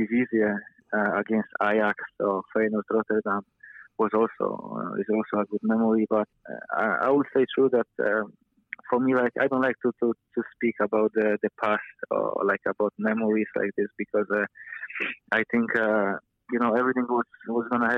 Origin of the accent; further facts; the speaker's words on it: Poland; English is a second language; moved away as an adult; now in Wellington, New Zealand; I grew up in Poland